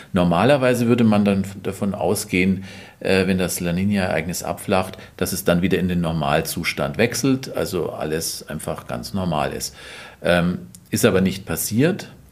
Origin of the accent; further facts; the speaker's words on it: Allgäu, Bavaria, Germany; ich komme aus dem Allgäu und da bin ich aus meiner Kindheit viel Schnee gewohnt